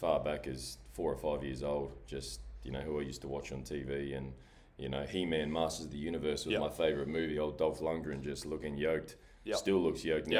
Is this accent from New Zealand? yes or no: yes; New Zealand; moved away; I was always obsessed with being a Kiwi, being Māori.